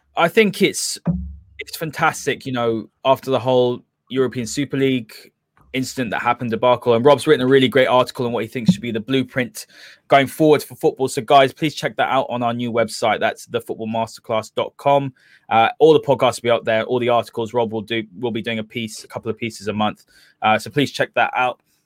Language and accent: English; London, United Kingdom; I'm not from Manchester. you know, I'm from London way as well.